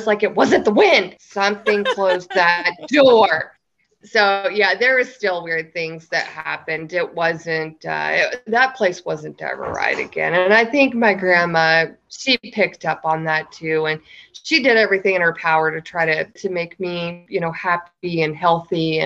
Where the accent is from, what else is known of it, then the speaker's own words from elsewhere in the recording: the South, United States; Growing up in the South